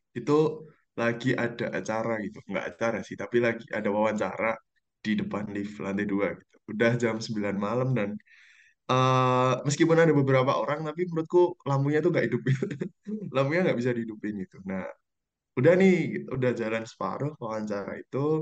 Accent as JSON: {"language": "Indonesian", "town": "Yogyakarta", "region": "Special Region of Yogyakarta", "country": "Indonesia", "said": "aku dari Yogyakarta"}